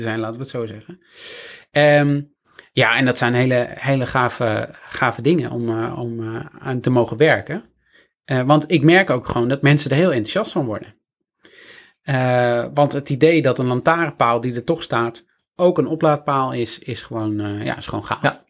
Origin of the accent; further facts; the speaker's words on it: Friesland, Netherlands; moved away; ik kom uit Friesland oorspronkelijk